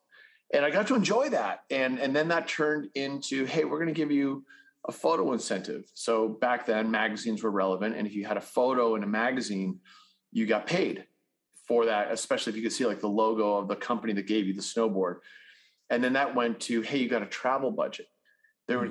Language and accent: English; Winchester, Massachusetts, United States; moved away as an adult; also born or lived in Utah; I was raised in suburban Massachusetts, a little town called Winchester